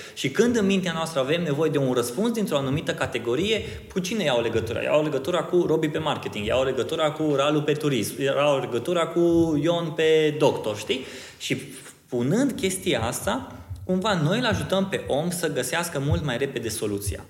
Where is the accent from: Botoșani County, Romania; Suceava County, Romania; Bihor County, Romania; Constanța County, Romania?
Bihor County, Romania; Oradea; sunt din Oradea